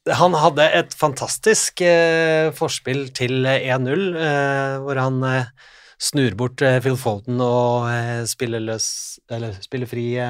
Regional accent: Norway; Vi som nordmenn vi er jo vokst opp

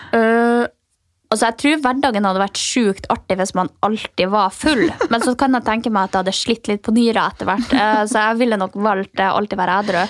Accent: Finnmark, Norway; siden jeg er fra Finnmark

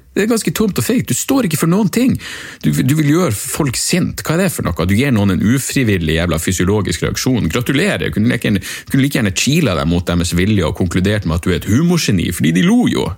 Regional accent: Narvik, Nordland, Norway; jeg er fra Narvik

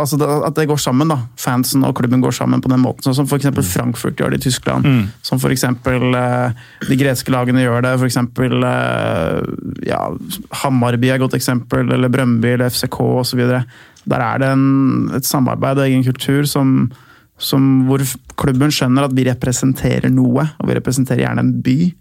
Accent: Lillestrøm, Akershus, Norway; da jeg vokste opp i Lillestrøm og jeg var liten gutt

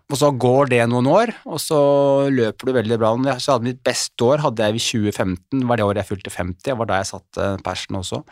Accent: Oslo, Norway; Jeg er oppvokst eh, her i Oslo

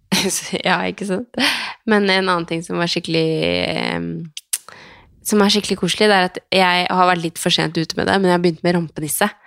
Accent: Skien, Telemark, Norway; now in Oslo, Norway; jeg har vært hjemme i Skien i helga og vært sammen med familien

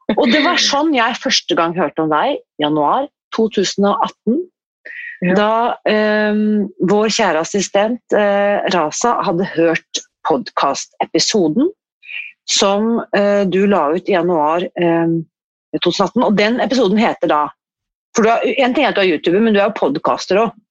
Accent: Oslo, Norway; Jeg er født på Ullevål sykehus

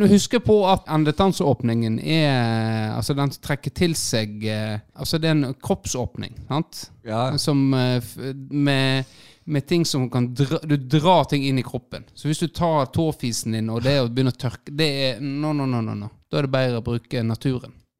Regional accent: Florø, Vestland, Norway; jeg er fra Florø

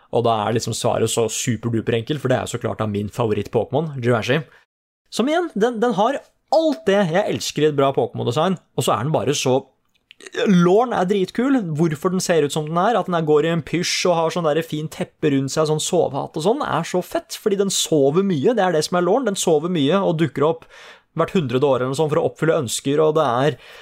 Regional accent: Oslo, Norway; det er jo der jeg vokste opp

